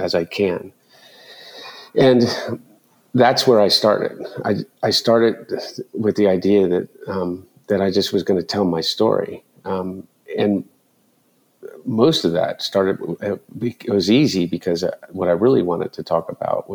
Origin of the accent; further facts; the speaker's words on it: Delaware, United States; growing up in Delaware